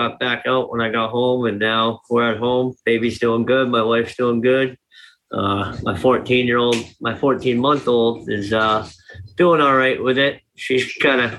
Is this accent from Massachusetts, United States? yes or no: yes; Fitchburg, Massachusetts, United States; I'm from Fitchburg, the town over.